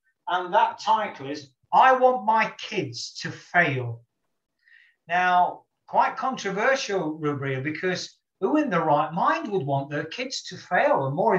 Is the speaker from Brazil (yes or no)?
no; United Kingdom; as a Brit